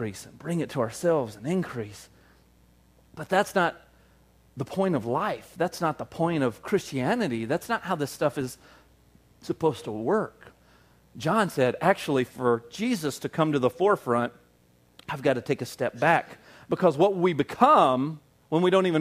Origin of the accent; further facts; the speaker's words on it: the South, United States; moved away; I grew up in the South and everybody's dad was just really into hunting